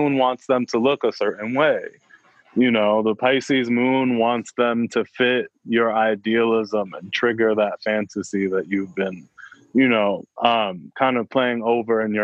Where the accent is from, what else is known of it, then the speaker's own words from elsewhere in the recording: New York, United States; I'm from New York